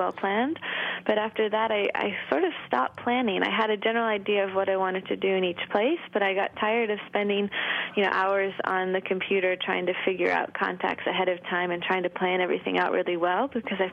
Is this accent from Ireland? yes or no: no; Thetford, Vermont, United States; I'm from Thetford, Vermont